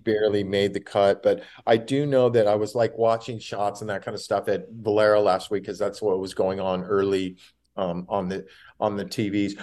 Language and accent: English; California, United States; I'm from California